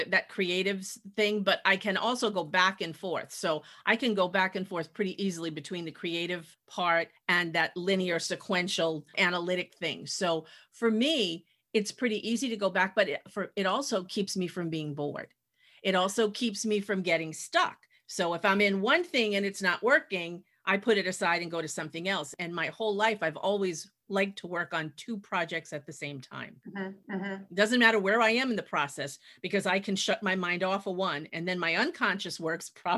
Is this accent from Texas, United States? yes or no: no; Massachusetts, United States; also born or lived in New York City / Montana; I was born in New York City, but lived almost all my life in New England, in Massachusetts